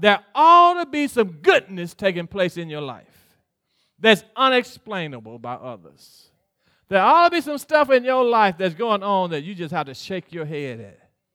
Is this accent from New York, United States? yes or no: no; Mississippi, United States; I grew up in Mississippi